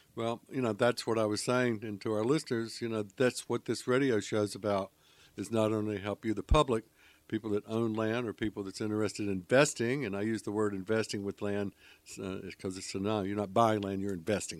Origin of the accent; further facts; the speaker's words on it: Charlotte, North Carolina, United States; moved away; I grew up in Charlotte